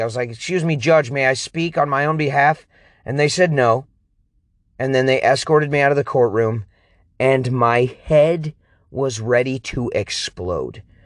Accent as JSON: {"language": "English", "area": "King County", "region": "Washington", "country": "United States", "tie": "born or raised there", "moved": "yes", "said": "back where I was born in King County, Washington"}